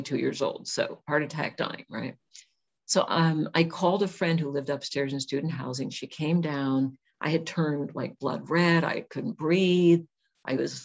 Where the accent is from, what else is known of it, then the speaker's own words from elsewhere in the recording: California, United States; moved away as an adult; also born or lived in Washington; I'm from California, and I wasn't used to the dark, rainy, cold.